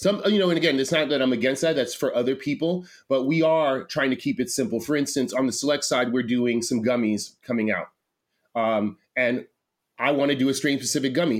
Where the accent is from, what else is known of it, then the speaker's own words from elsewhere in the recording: New York City, New York, United States; moved away as an adult; also born or lived in California / Rochester, New York; I grew up in New York City. I grew up in Manhattan, a lot on the Lower East Side